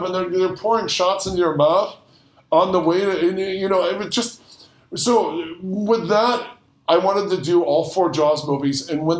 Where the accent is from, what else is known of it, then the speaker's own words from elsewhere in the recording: Midwest, United States; We were in the we're from the Midwest, so there wasn't much chance of seeing a shark, but we were vacationing in Florida as kids